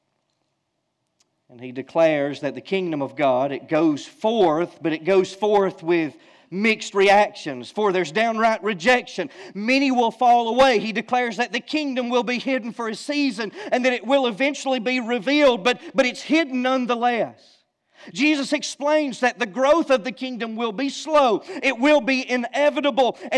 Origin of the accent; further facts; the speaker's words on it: Georgia, United States; I'm from Georgia